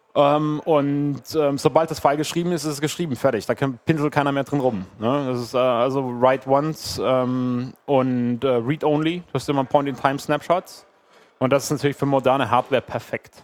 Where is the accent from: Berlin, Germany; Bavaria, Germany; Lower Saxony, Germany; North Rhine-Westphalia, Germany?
Berlin, Germany; ich komme aus Berlin